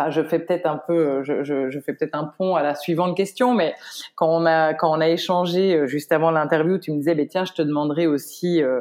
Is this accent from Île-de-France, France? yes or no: yes; Paris, Île-de-France, France; je suis, euh, tu sais, je suis parisienne à